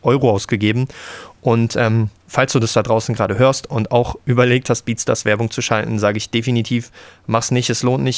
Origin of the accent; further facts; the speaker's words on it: Frankfurt, Brandenburg, Germany; bin zurück in meine Heimatstadt gezogen, Frankfurt-Oder